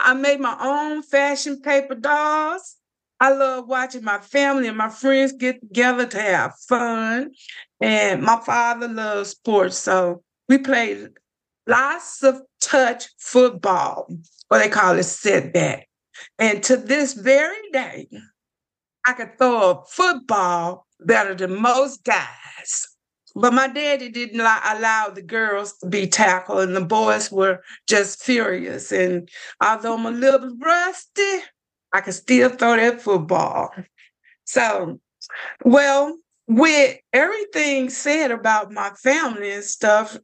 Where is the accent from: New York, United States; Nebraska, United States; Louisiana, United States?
Louisiana, United States; Lake Providence; I grew up here in Lake Providence